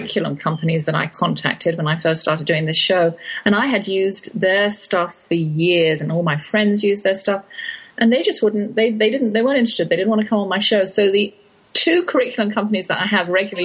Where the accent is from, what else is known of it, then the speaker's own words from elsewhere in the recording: England, United Kingdom; accent: English; moved away; my English accent